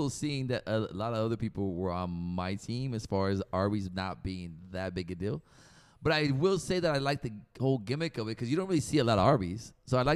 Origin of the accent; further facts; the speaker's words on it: Mexico; now in United States; I'm from Mexico